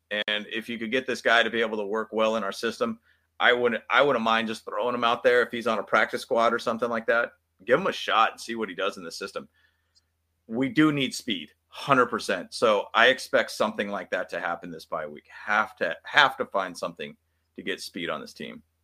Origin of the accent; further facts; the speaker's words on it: San Diego, California, United States; I was born in San Diego